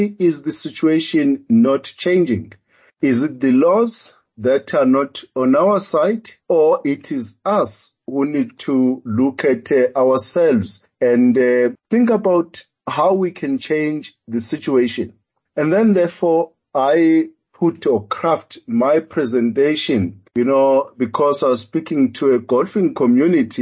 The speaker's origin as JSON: {"language": "English", "region": "KwaZulu-Natal", "country": "South Africa", "tie": "born or raised there", "also_born_or_lived": "New Zealand", "moved": "yes", "lives_now": "Gauteng, South Africa", "said": "I grew up in KwaZulu-Natal and now living in Gauteng"}